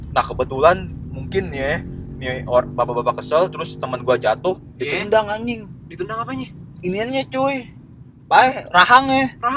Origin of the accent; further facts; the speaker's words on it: Pondok Cipta, West Java, Indonesia; Gua besar di Pondok Cipta sebagai anak yang apaan?